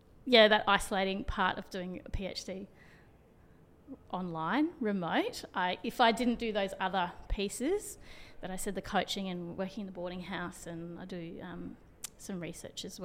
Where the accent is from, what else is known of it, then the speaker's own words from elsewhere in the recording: Brisbane, Queensland, Australia; I was from Brisbane